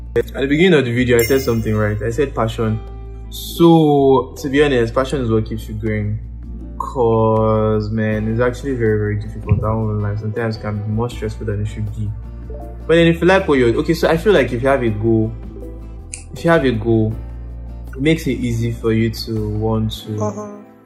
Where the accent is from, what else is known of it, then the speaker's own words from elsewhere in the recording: Ikorodu, Lagos, Nigeria; also born or lived in Osun State; I grew up in Ikorodu. Now I started my life in Ikorodu.